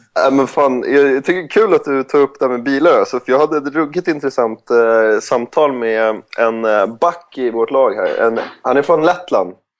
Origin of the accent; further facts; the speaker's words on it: Sweden; moved away; Som svensk